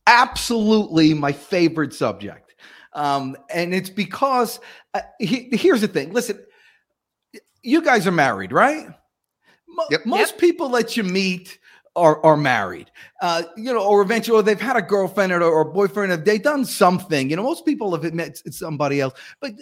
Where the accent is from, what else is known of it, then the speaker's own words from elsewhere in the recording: New Jersey, United States; now in Atlanta, United States; I came to Atlanta weekend with a buddy of mine from home. So I came from New Jersey down to Atlanta.